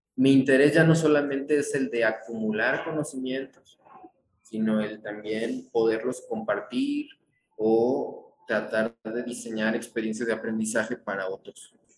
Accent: Mexico; como mexicano

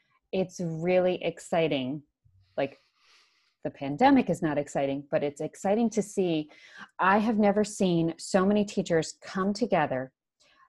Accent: Las Vegas, Nevada, United States; I'm from Vegas

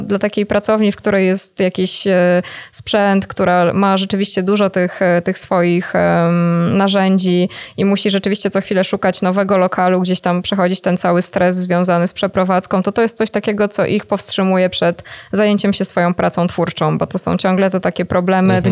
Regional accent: Warsaw, Masovian Voivodeship, Poland; ja jestem na przykład z Warszawy

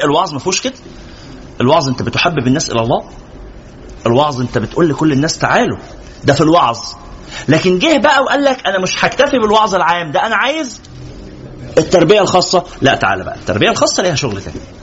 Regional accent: Egypt; احنا مثلا عندنا في مصر

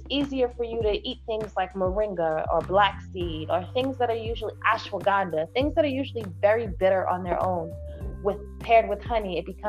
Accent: New York City, New York, United States; I'm from Brooklyn, and I run an herbal remedies apothecary and tea shop in Brooklyn

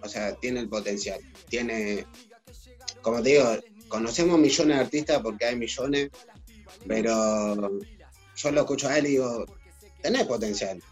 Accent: Argentina; como argentinos

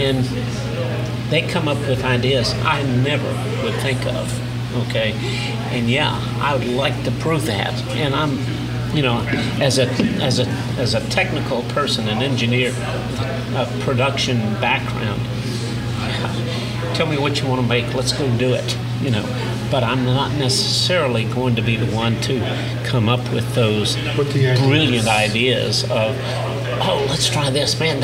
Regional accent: New York City, New York, United States; now in Houston, United States; So I spent most of my teenage years growing up in New York.

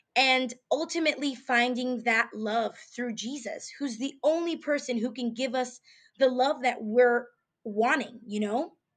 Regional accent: New York City, New York, United States; moved away as an adult; now in Houston, United States; living in Houston, Texas, from New York, Bronx, New York

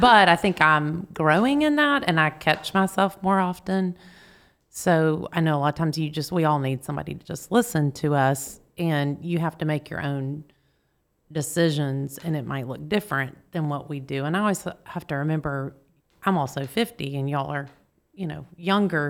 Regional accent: Marietta, Georgia, United States; also born or lived in East Point, Georgia / Snellville, Georgia / Rome, Georgia; when I was three, we moved to Marietta, Georgia. So that's where I go Marietta Blue Devils. That's where I grew up.

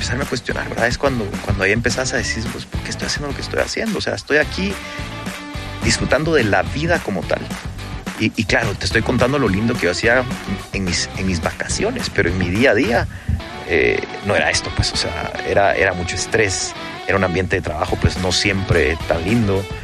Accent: Carretera a El Salvador, Guatemala Department, Guatemala; cuando yo nací, cuando tenía ocho meses, mis papás se pasaron a vivir a Carretera El Salvador

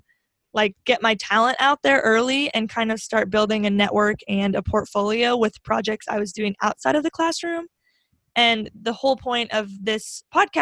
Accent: Grand Island, Nebraska, United States; my hometown of Grand Island

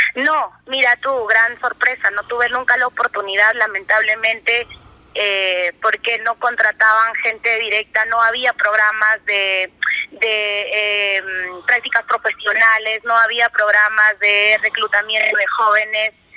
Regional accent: Huasmín, Cajamarca, Peru; tierra donde yo nací, es la tierra de mis padres, de mis abuelos, de mis bisabuelos

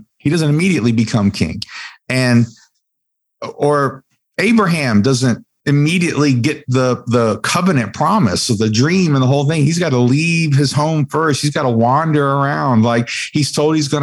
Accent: West Virginia, United States; I was born in the mountains of West Virginia.

